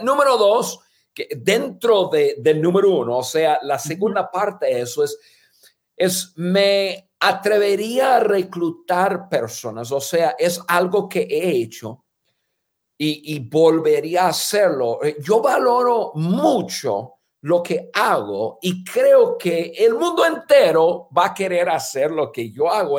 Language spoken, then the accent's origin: Spanish; United States; first language English; Spanish is a second language; moved away as an adult; also born or lived in Guadalajara, Mexico / Durango, Mexico; now in Mexico; en un idioma que no es nuestro idioma nativo, y, y que tú y yo nos sentimos más en casa, estando en cualquier país de habla hispana, que estar en, en nuestro país de, de, hablar inglés en Estados Unidos